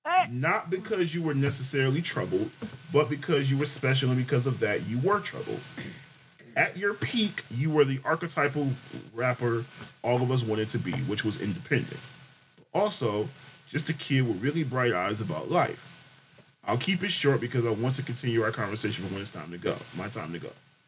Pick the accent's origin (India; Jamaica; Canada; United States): Jamaica; I'm Jamaican, so.